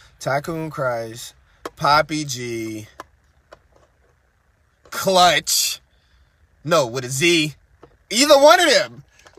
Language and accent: English; New Orleans, Louisiana, United States; because I'm from New Orleans